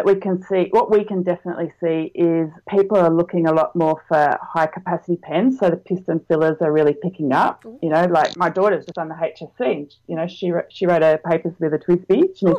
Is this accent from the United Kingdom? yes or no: no; Australia; And, you know, we're local, we're Australian, we've prided ourselves on being fast.